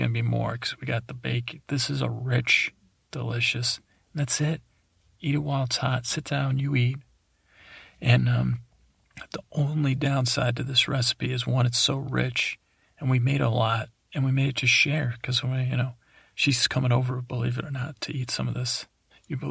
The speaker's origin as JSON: {"language": "English", "region": "East Coast", "country": "United States", "tie": "born or raised there", "said": "I grew up on the East Coast"}